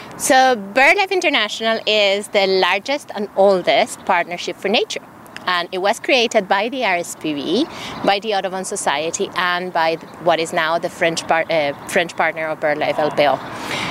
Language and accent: English; Ecuador; the country where I come from. I'm from, I'm from Ecuador, from South America.